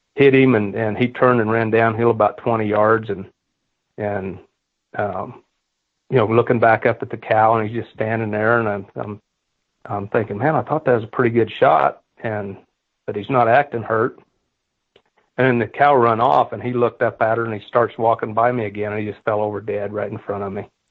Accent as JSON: {"language": "English", "region": "Kansas", "country": "United States", "tie": "born or raised there", "said": "I grew up in Kansas and, and I bought my first piece of land when I was 19, when I, had, I took over the family farm"}